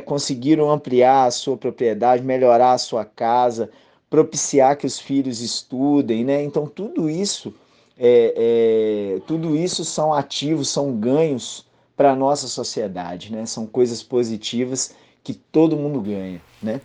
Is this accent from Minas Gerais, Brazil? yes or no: yes; Viçosa, Minas Gerais, Brazil; moved away as an adult; also born or lived in Northeast Brazil; now in Pernambuco, Brazil; eu sou natural de Viçosa, Minas Gerais. Estou aqui no Nordeste já há 10 anos, mais de 10 anos